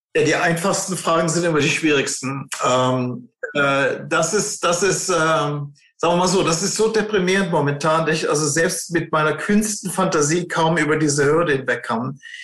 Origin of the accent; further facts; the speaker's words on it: Germany; wir sind ja Deutsche